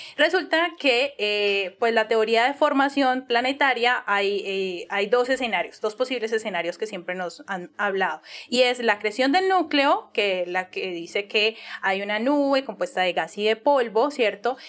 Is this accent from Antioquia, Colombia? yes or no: no; Cali, Valle del Cauca, Colombia; accent: caleño; mi acento súper caleño